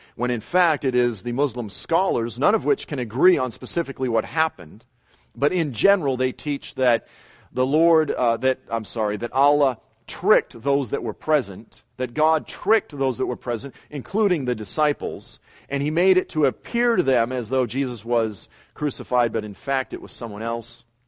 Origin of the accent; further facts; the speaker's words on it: Boston, Massachusetts, United States; I grew up in South Boston